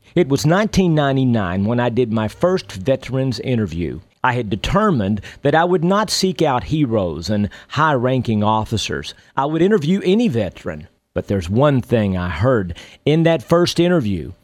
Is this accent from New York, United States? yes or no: no; Texas, United States; When I was a young boy growing up in Texas